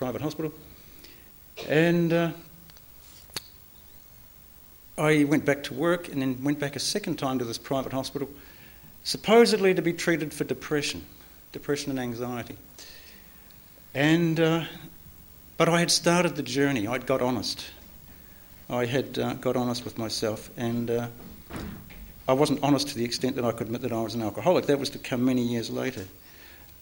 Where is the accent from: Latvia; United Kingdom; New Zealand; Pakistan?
New Zealand; I was born in New Zealand.